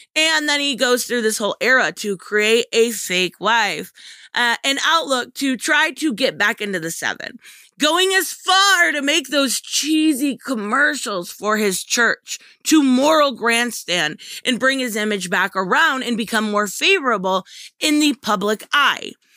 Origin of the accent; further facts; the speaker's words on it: United States; I love being American